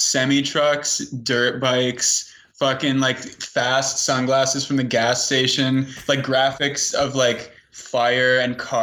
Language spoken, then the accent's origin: English; Canada; we're from Canada